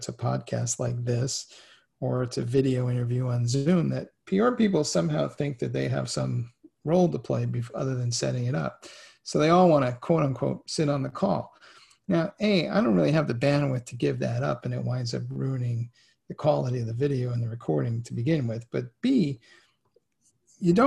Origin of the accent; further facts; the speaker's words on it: New York City, New York, United States; I grew up in the Bronx in the 70s and 80s